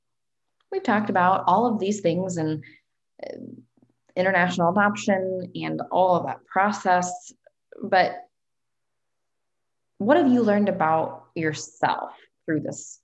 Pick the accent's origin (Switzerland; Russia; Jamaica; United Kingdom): Russia; moved away; it's so cool that I am originally from Russia